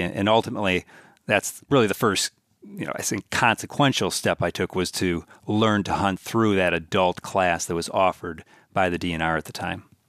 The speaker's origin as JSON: {"language": "English", "town": "Milwaukee", "region": "Wisconsin", "country": "United States", "tie": "born or raised there", "moved": "as an adult", "lives_now": "Minnesota, United States", "said": "we all grew up in the mean streets of Milwaukee, and then uh, ended up in the burbs for for kind of late uh, elementary school and, in high school"}